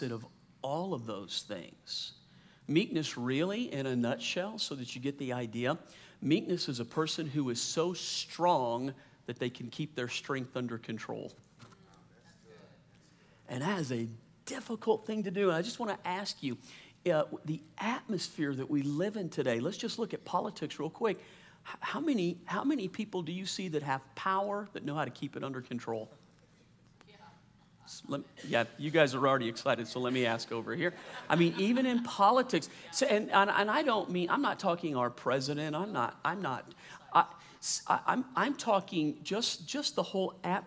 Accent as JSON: {"language": "English", "region": "Louisiana", "country": "United States", "tie": "born or raised there", "also_born_or_lived": "New Orleans, Louisiana / San Diego, California / Slidell, Louisiana", "said": "I grew up in the South, Louisiana"}